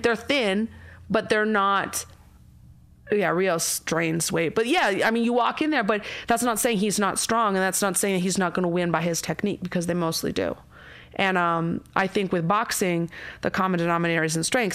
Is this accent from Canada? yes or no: yes; Canada; I'm Canadian, I grew up in the middle of nowhere in Canada